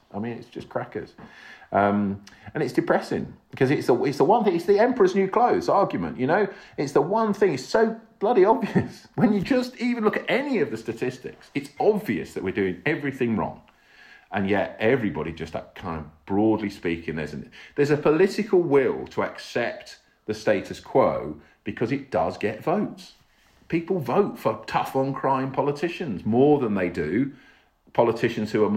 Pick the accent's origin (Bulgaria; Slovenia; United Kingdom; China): United Kingdom; England; I'm an English guy